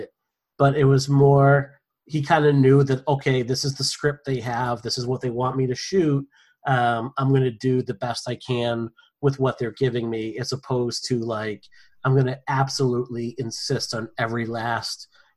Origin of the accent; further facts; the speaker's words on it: Dracut, Massachusetts, United States; I grew up in Dracut.